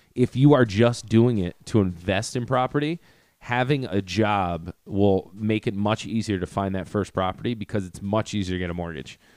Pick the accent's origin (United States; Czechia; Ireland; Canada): United States; Greenwich, Connecticut; also born or lived in Port Chester, New York; I say Portchester, just 'cause then I don't have to talk about Greenwich